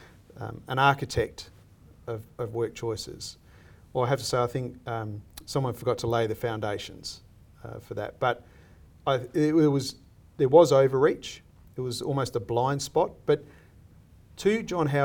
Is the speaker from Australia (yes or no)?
yes; Australia; I see myself as an Australian